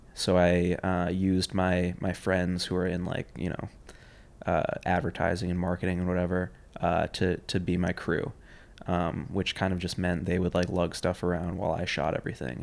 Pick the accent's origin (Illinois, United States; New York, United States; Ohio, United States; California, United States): New York, United States; New York City; I grew up in Union Square. Grew up on Sixteenth Street between Fifth and Sixth Avenue